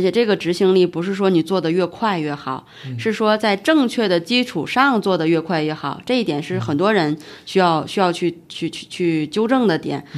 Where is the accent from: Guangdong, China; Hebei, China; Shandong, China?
Hebei, China; moved away as an adult; also born or lived in Beijing; 因为我本身是河北的老家嘛，所以离北京又非常近